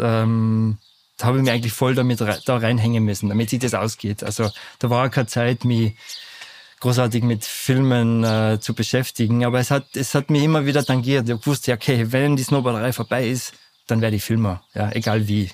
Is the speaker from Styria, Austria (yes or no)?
no; Lech, Vorarlberg, Austria; now in Natters, Austria; Lechzürs, wo ich aufgewachsen bin